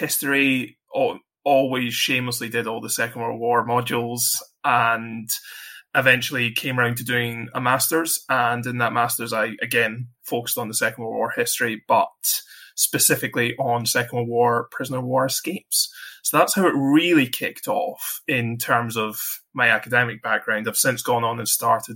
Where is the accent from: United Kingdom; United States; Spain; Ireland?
United Kingdom; Scotland; I'm Scottish